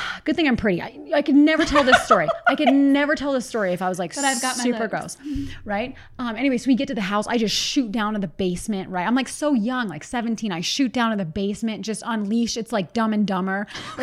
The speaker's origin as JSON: {"language": "English", "town": "Pittsburgh", "region": "Pennsylvania", "country": "United States", "said": "like from where I'm from Pittsburgh. And people say jag off."}